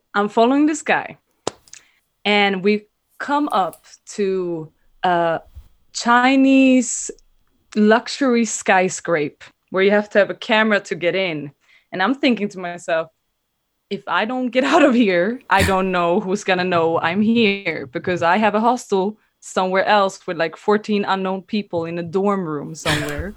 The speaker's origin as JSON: {"language": "English", "country": "Sweden", "moved": "as an adult", "lives_now": "Amsterdam, Netherlands", "said": "I'm originally from Sweden, but been living in Amsterdam for the last two years."}